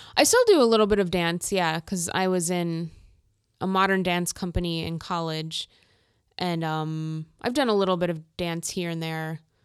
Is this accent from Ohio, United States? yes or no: no; Minnesota, United States; I grew up in Minnesota